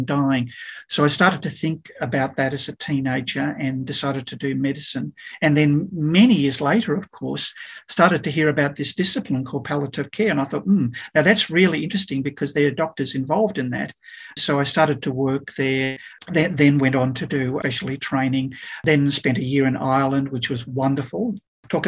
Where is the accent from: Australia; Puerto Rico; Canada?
Australia; Canberra, Australian Capital Territory; also born or lived in South Africa / Melbourne; went back to my hometown, Canberra